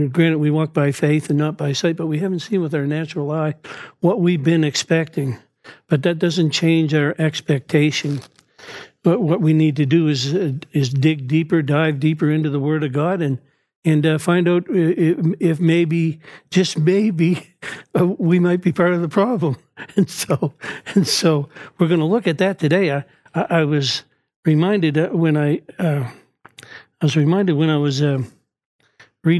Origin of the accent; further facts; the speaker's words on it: Dartmouth, Nova Scotia, Canada; born and raised in Dartmouth, Nova Scotia